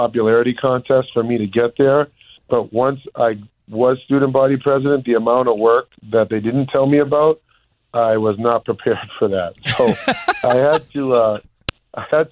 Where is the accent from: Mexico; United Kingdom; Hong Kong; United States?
United States; Massachusetts; where I grew up in my home state